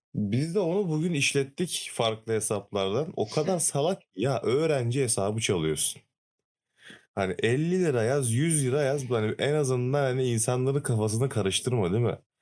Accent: Trabzon, Turkey; ben de Trabzonluyum.

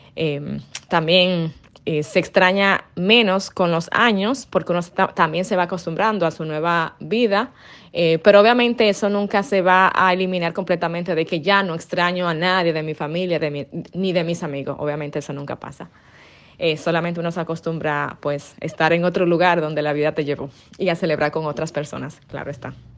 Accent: Dominican Republic; now in Dubai, United Arab Emirates; Lo que más extraño de la Navidad en mi país es pues obviamente mi familia y mis amigos

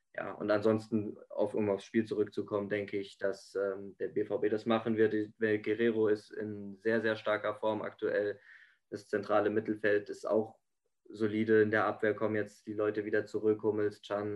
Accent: Frankfurt am Main, Hesse, Germany; als Frankfurter

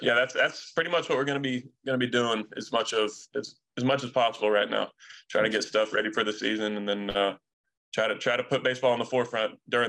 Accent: Canton, Georgia, United States; Mm-hmm, Canton, Georgia, yep.

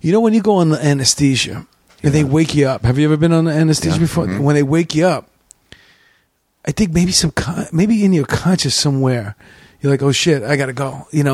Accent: New York City, New York, United States; also born or lived in Whitestone, Queens / Bayside, Queens; I grew up in Astoria

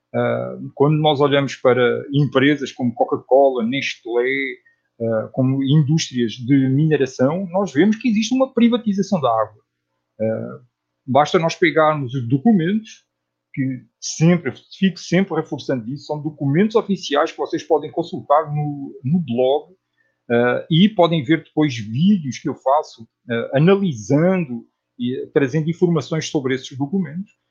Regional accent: Portugal; moved away as an adult; also born or lived in Netherlands; now in Brazil; eu nasci em Portugal e morei em Portugal até aos trinta anos de idade. Aí mudei-me para a Holanda

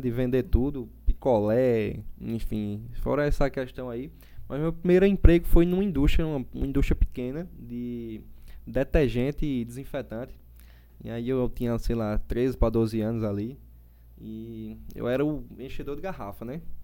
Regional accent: João Pessoa, Paraíba, Brazil; also born or lived in Recife; E aí vim para aqui bem cedo, né, para João Pessoa, mas João Pessoa é minha terra

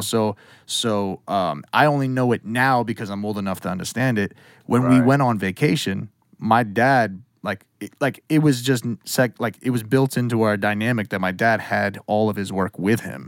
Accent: Western Massachusetts, United States; also born or lived in New York City; I was born in New York City, um, and then I, we moved up to Western Mass when I was like six ish

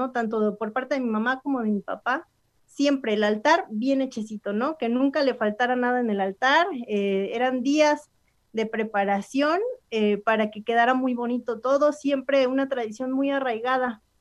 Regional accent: Xicotepec, Puebla, Mexico; allá en mi pueblo, en Jicotepec, este, es una fiesta muy grande, o sea, muy, muy grande. Eh, es un pueblo que colinda con muchas comunidades indígenas

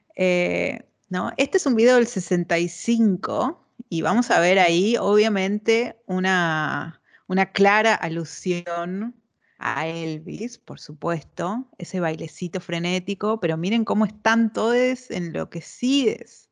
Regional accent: Neuquén, Argentina; yo soy neuquina

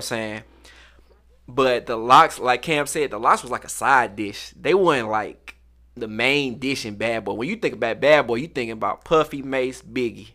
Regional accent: St. Louis, Missouri, United States; I'm from St. Louis

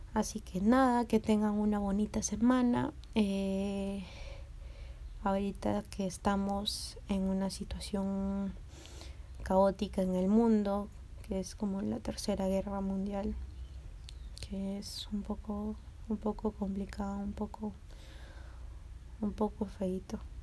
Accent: Lima, Peru; yo soy de Lince.

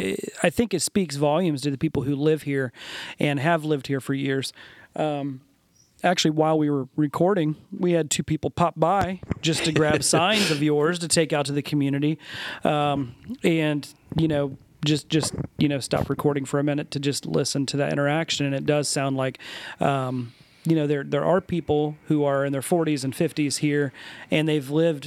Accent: Muncie, Indiana, United States; I was born and raised in Muncie. I've always lived in Muncie. I own a business in Muncie. My kids are being raised in Muncie

